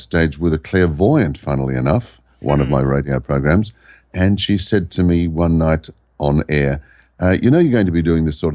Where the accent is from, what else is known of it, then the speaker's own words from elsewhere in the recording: Sydney, New South Wales, Australia; also born or lived in Byron Bay area; now in Byron Bay hinterland, Australia; I was born in the Sydney area.